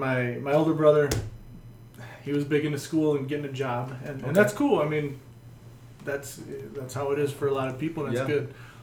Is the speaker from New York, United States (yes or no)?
no; near Notre Dame, Indiana, United States; moved away as an adult; now in El Paso, United States; I'm from Indiana. Indiana, nice. Grew up about 5-10 minutes from Notre Dame.